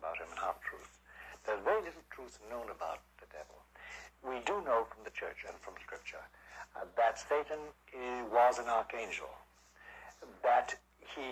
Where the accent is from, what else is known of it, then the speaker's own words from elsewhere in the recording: Kerry, Munster, Ireland; moved away as an adult; also born or lived in Belgium / Rome, Italy; now in New York, United States; I was born in Ireland, in Kerry, 70 years ago. And 70 years ago, don't forget the 70, 70. And then I was educated in Ireland